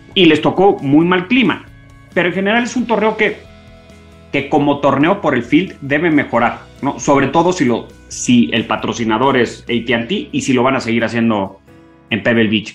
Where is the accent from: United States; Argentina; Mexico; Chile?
Mexico; nosotros como mexicanos